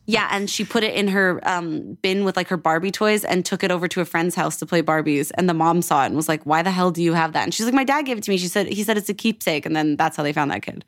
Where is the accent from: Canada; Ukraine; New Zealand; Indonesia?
Canada; Edmonton, Alberta; also born or lived in Toronto; now in Los Angeles, United States; I'm from Edmonton, yes. But I used to live in Toronto